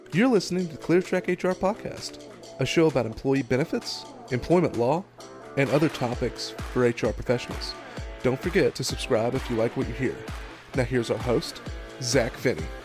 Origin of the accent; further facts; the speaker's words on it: Madison, Alabama, United States; also born or lived in Huntsville, Alabama; I was born in Huntsville Hospital, raised in Madison, Alabama.